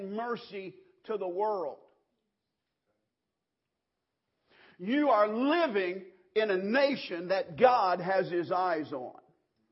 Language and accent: English; Kansas, United States; growing up in Kansas, 110 in the shade, baling hay